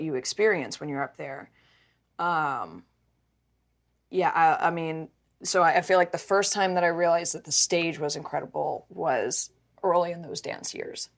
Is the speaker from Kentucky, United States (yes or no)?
yes; Mount Washington, Kentucky, United States; I grew up in Kentucky